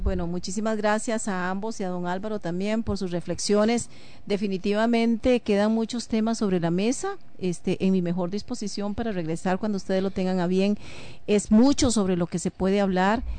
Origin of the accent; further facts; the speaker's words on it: Costa Rica; a mí personalmente como ciudadana costarricense